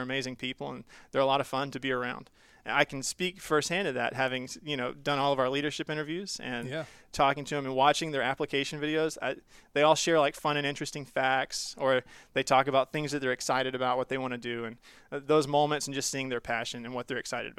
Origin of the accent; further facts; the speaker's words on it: Southeast, United States; I grew up in the Southeast. So we lived in Florida, Georgia, Tennessee, Mississippi, all over the place.